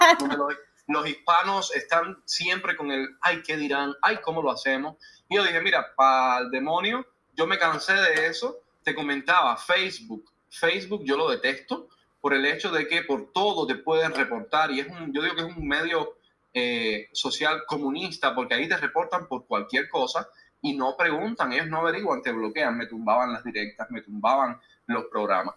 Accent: Cuba; moved away as an adult; now in United States; soy cubano todavía

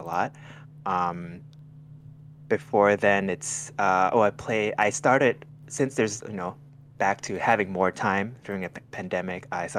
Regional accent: Thailand; now in Northern California, United States; I grew up in Thailand.

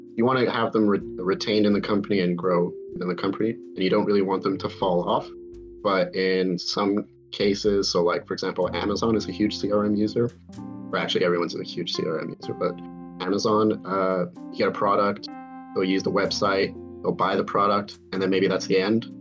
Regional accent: United States; accent: American; I have an American accent

